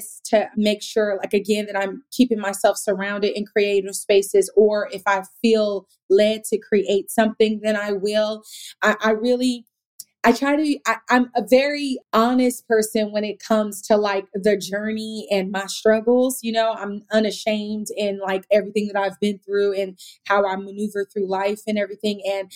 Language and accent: English; Sacramento, California, United States; now in Los Angeles, United States; I'm from Sacramento